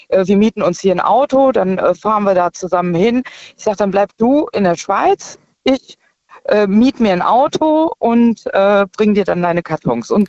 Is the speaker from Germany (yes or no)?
yes; Aachen, North Rhine-Westphalia, Germany; Genau, genau, Schön. eigentlich aus Aachen.